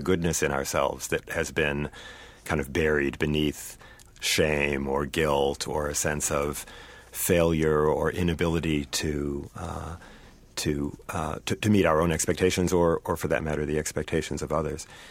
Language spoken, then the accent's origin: English; Saint Paul, Minnesota, United States; grew up here in Saint Paul, uh, in a family that was very deeply Jewish